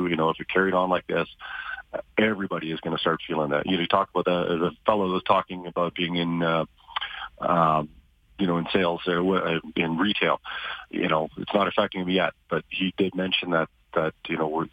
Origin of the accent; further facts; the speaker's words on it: Alberta, Canada; also born or lived in Ontario; I was born in Ontario. Been living my whole life here in Alberta.